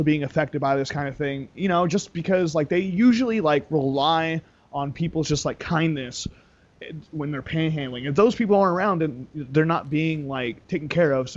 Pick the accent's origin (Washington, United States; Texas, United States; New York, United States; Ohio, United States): Washington, United States; Kent; also born or lived in Seattle / Las Vegas; I'm from Kent